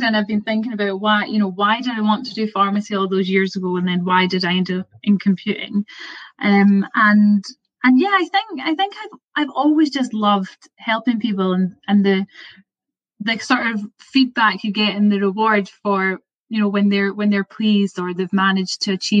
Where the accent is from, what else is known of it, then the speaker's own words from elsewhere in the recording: Perth, Scotland, United Kingdom; I'm from Perth, which is like quite a small, it's a city now, but it's a small place.